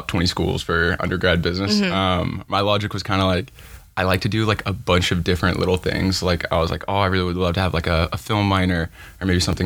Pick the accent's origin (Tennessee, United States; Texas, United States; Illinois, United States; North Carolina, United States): Tennessee, United States; Franklin; moved away as an adult; now in Los Angeles, United States; I'm originally from Franklin, Tennessee. It's a small town right outside of Nashville